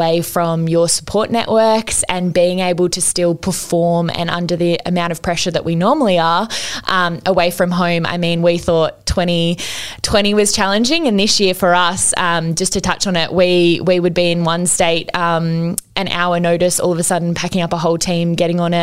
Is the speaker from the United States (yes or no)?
no; Newcastle, New South Wales, Australia; I'm back here in Newcastle, my hometown